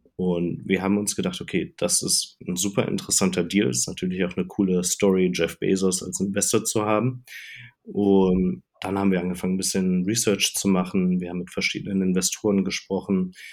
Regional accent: Cologne region, North Rhine-Westphalia, Germany; moved away as an adult; also born or lived in Hamburg / Denmark / Ireland; Ich komme so ursprünglich aus der Kölner Region

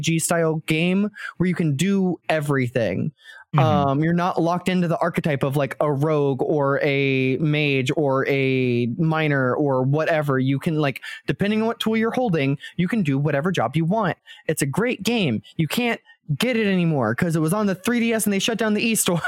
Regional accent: United States; I am an American

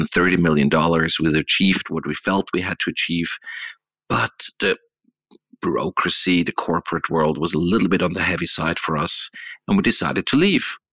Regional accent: Swiss-German part of Switzerland, German-speaking Switzerland, Switzerland; I'm coming from the Swiss-German part of Switzerland, not French, not Italian speaking

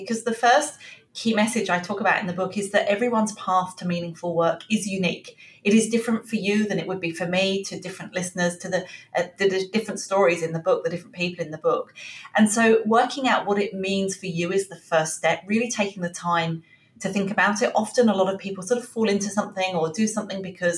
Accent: England, United Kingdom; moved away as an adult; now in Australia; I'm obviously from England originally. You can probably tell from the accent.

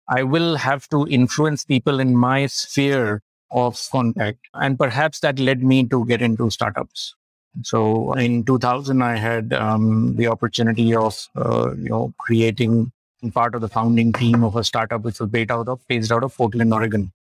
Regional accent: Lucknow, Uttar Pradesh, India; Born and brought up in Lucknow and did my schooling at La Martiniere, Lucknow

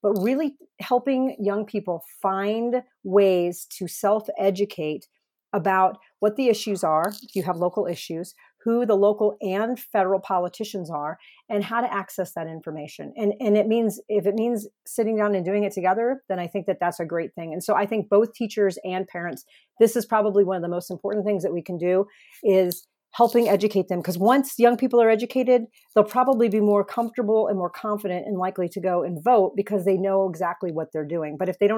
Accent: Arizona, United States; I appreciate that in my home state of Arizona, we get this great mailer.

